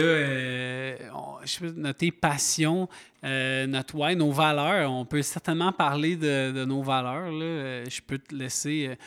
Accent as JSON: {"language": "French", "town": "Montreal", "region": "Quebec", "country": "Canada", "moved": "as an adult", "lives_now": "Mont-Tremblant, Canada", "said": "Je viens de Montréal, ça fait déjà 15 ans que je suis installé"}